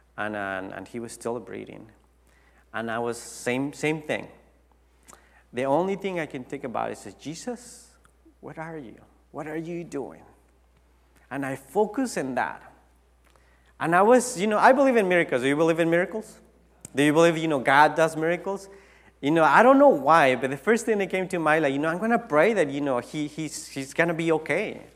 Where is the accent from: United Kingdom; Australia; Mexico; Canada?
Mexico; Tijuana, Baja California; English is a second language; moved away as an adult; now in United States; I went back to my hometown in Tijuana